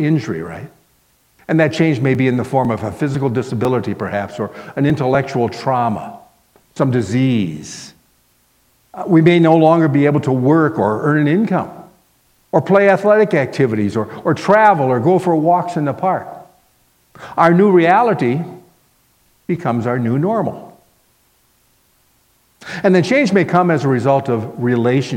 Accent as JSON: {"language": "English", "town": "Miami", "region": "Florida", "country": "United States", "tie": "born or raised there", "also_born_or_lived": "Minnesota", "moved": "as an adult", "said": "I grew up in Miami, Florida"}